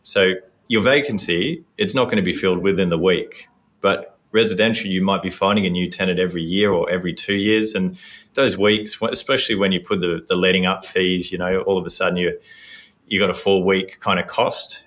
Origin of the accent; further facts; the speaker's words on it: Sydney, New South Wales, Australia; born and raised in Sydney